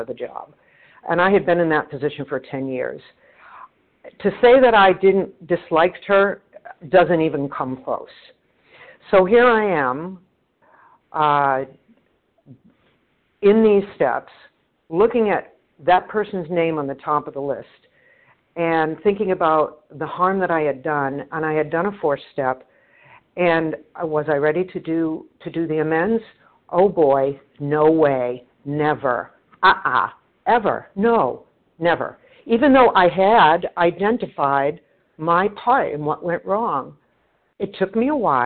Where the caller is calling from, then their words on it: Boston, Massachusetts, United States; I'm calling from the Boston area.